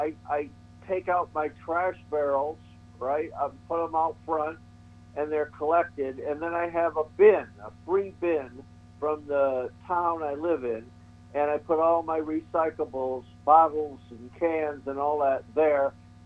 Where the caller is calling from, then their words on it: Boston area, Massachusetts, United States; I'm calling from the Boston area.